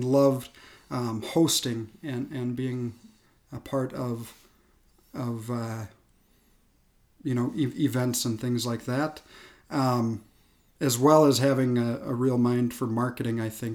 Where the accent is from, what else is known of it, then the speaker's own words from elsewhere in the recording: Fergus Falls, Minnesota, United States; also born or lived in Fargo / Duluth, Minnesota; born and raised here in Fergus Falls